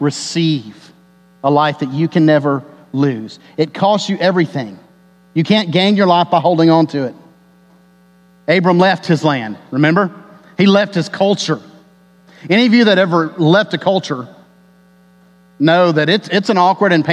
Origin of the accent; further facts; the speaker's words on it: Texas, United States; my life as an American and as a Texan